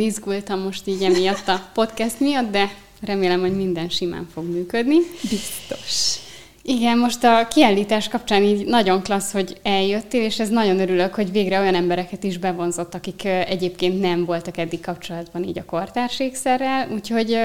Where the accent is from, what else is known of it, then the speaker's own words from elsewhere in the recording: Eger, Heves, Hungary; Egerből származom